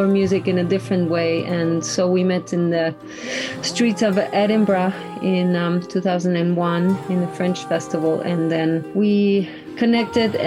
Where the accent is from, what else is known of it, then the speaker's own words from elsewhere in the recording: Mexico; I grew up in Mexico. I have a German father and a Mexican mother